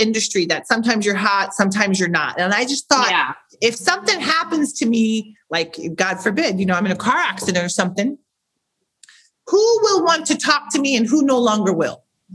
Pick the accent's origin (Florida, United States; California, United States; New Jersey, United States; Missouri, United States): Missouri, United States; St. Louis; moved away; I'm from St. Louis, Missouri. I started modeling locally, probably 10, 11 years